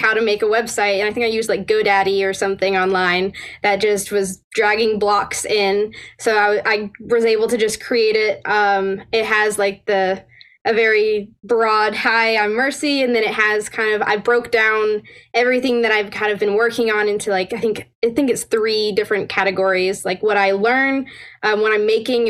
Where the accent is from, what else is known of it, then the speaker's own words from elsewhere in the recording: Northern Alabama, United States; also born or lived in Virginia; I'm going to be moving from Northern Alabama over to George Mason University around Fairfax area.